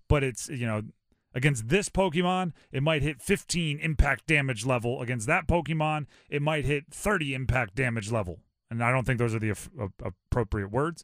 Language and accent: English; Hawaii, United States; moved away; also born or lived in East Coast, United States; I grew up in Hawaii, okay? Uh, spent, uh, six or seven years, uh, on the windward side of Oahu. And we grew up prior to that on the East Coast